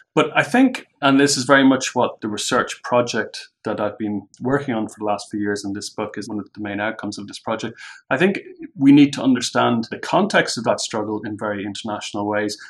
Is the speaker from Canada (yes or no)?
no; Ireland; an Irish subscriber to the show